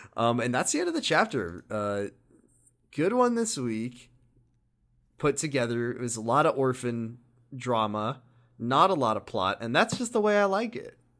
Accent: United States; We're American, too

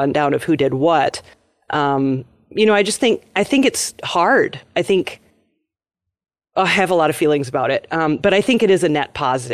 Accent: Minnesota, United States; we're Minnesotan

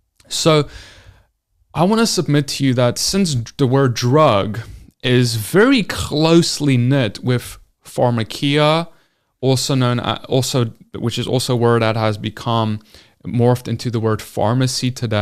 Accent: South Africa; now in United States; When I came into America, I came from South Africa, I moved here.

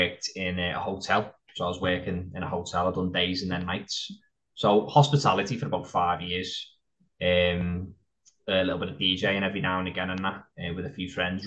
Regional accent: Liverpool, North West England, United Kingdom; also born or lived in Wigan; when I turned nine, I lived full time in Liverpool. I grew up there

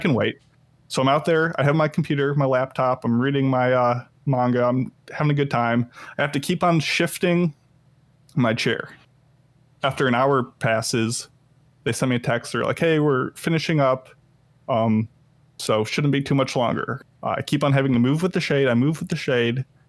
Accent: Illinois, United States; moved away; Illinois, which is where my hometown is

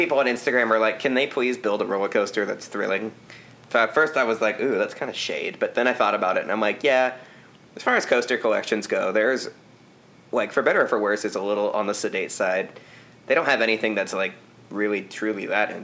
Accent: United States; as an American

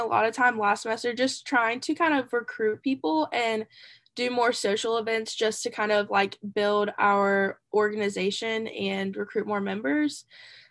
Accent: Sumter, South Carolina, United States; also born or lived in Columbia, South Carolina; I'm from Sumter, South Carolina, so not too far away. I've kind of lived in like Sumter and Columbia my entire life

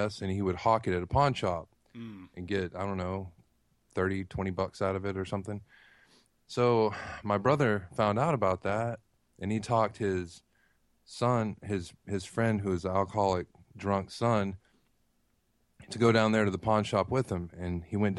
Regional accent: Texas, United States; now in Tennessee, United States; I live in Tennessee now, but I grew up in Texas

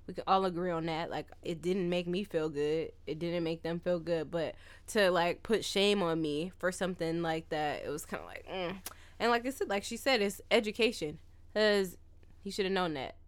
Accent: California, United States; I'm from California.

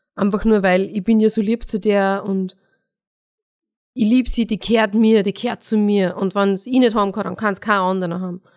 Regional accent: Mostviertel, Lower Austria, Austria; meine Mama auch zugereist ist und nicht aus dem Mostviertel ist. Zwar eh auch aus Niederösterreich, aber ähm, wenn man dort, wo ich aufgewachsen bin, nicht genauso redet

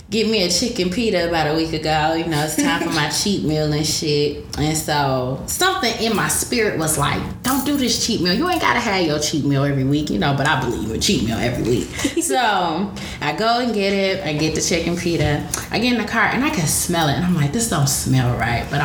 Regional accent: Detroit, Michigan, United States; I was born and raised on Detroit's West Side.

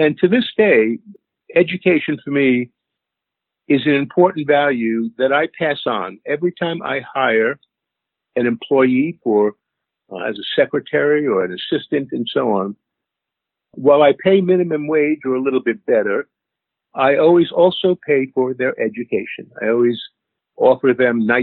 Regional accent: New York City, New York, United States; moved away as an adult; now in Woodstock, United States; I grew up in Queens, Kew Gardens Hills, Queens, New York.

